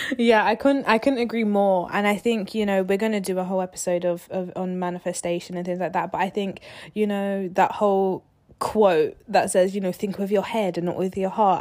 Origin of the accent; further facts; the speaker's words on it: London, United Kingdom; moved away as an adult; now in Southampton, United Kingdom; We're from London. We didn't end up going to uni, um, in London. We went outside of London. And we moved away from home.